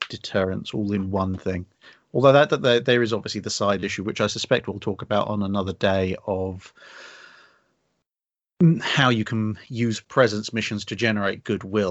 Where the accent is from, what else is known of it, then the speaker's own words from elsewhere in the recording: United Kingdom; we are British